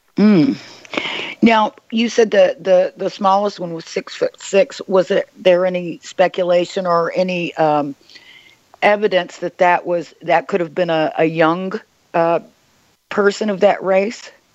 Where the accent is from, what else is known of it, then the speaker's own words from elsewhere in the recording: Oklahoma, United States; I grew up in Oklahoma